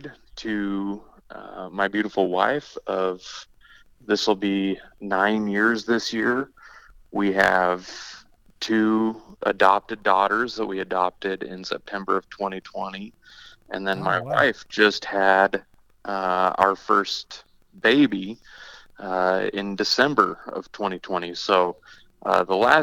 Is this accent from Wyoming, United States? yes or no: yes; northwest corner around Yellowstone, Wyoming, United States; now in Scottsbluff, United States; Did most of my growing up in Wyoming, northwest corner around Yellowstone